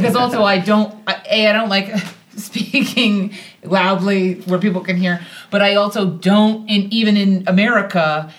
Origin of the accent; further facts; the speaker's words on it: United States; We just went, no, we're not from here. We're American.